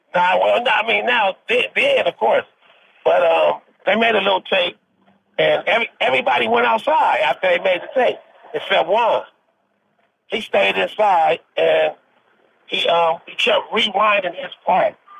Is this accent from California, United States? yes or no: yes; Compton, California, United States; grew up in Compton, California